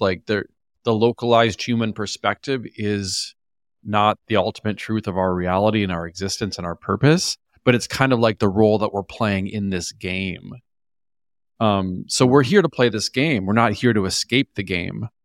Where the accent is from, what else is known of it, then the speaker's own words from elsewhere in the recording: Minnesota, United States; also born or lived in New York / Los Angeles; now in Austin, United States; I grew up in Minnesota. I'm originally from a small town in Minnesota